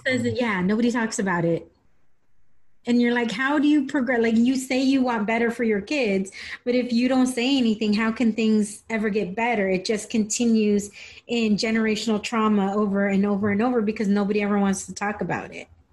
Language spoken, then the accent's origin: English; San Diego, California, United States; I grew up in San Diego. I grew, this is where I was born